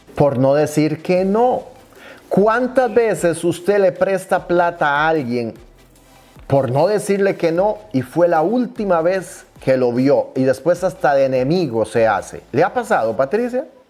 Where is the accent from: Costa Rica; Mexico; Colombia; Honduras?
Costa Rica; decimos en mi país natal, Costa Rica